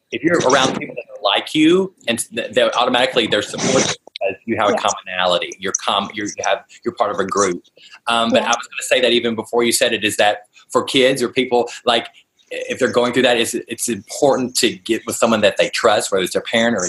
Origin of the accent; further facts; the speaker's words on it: the South, United States; I'm from the South, so I'm pretty slow in the answering, so we'll try to.